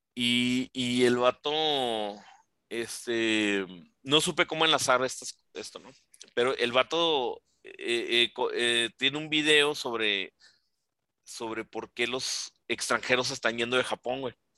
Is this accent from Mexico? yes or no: yes; Ciudad Juárez, Chihuahua, Mexico; yo que crecí aquí en Juárez